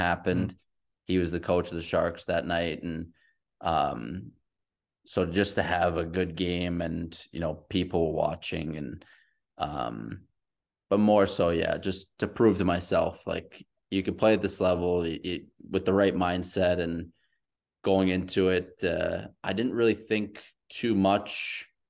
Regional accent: New York, United States; also born or lived in Queens; I'm from the East Coast. There's not a lot of New York people that leave New York.

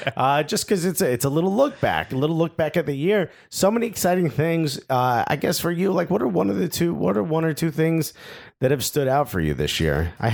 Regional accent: United States; And I think now what we've realized is that we're American soccer fans talking about soccer from an American perspective.

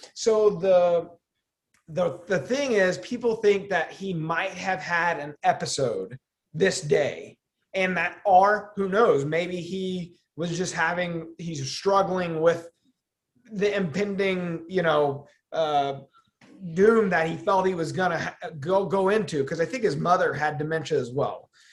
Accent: Midwest, United States; we grew up in the Midwest and we're just a Midwestern company

